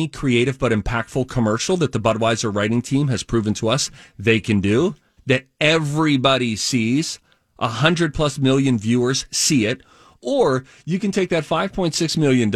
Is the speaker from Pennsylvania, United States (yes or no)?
yes; Pittsburgh, Pennsylvania, United States; I was born and raised in Pittsburgh